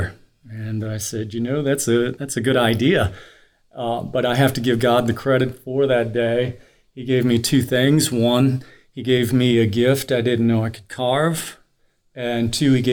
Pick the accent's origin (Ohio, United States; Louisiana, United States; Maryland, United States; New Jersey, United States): Louisiana, United States; Reggio; also born or lived in Delacroix, Louisiana; Yeah, I grew up in Reggio, Louisiana.